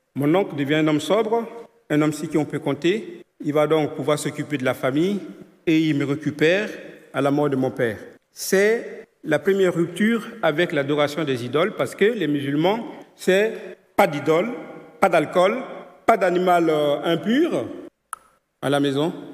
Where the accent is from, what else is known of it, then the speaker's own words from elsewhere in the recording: Côte d’Ivoire; je suis né en Côte d'Ivoire, dans une famille animiste